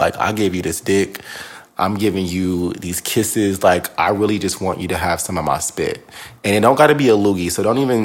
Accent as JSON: {"language": "English", "region": "Northern California", "country": "United States", "said": "I'm from Northern California."}